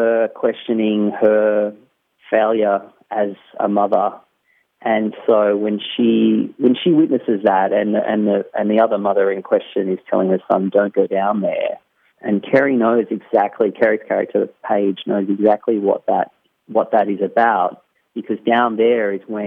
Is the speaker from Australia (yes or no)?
yes; Australia; I grew up in the Australian bush